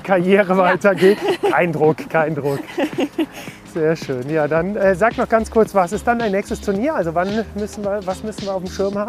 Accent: Germany; bei uns in Deutschland

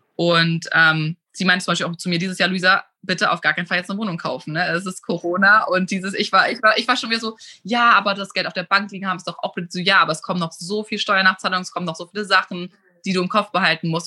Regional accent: Germany; moved away as an adult; also born or lived in Munich / Los Angeles; now in Hamburg, Germany; Also, ich bin auf dem Land aufgewachsen. Ich bin ein Dorfmädchen, komme aus einem ganz, ganz kleinen Dorf, aber in der Nähe von Hamburg.

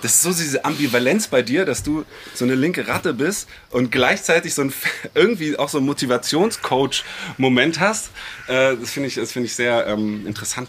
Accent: Berlin, Germany; weil ich bin ja Kreuzberger.

